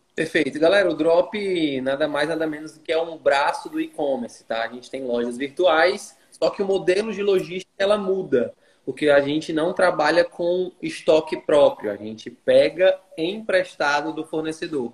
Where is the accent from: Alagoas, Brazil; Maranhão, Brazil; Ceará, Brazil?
Ceará, Brazil; Fortaleza; moved away as an adult; now in Teresina, Brazil; eu sou natural de Fortaleza, é, nordestino nato aí, com muito orgulho, e atualmente eu moro em Teresina, Piauí